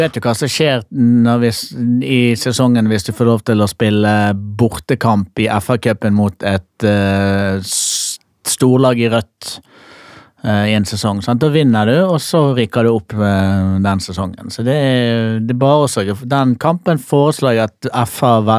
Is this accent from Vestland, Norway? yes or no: yes; Bergen, Vestland, Norway; Jeg er jo fra Bergen.